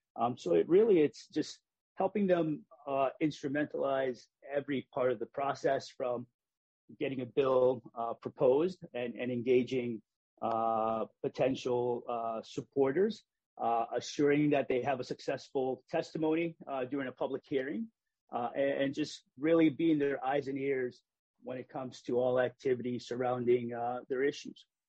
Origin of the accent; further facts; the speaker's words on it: Hartford, Connecticut, United States; I grew up in Hartford.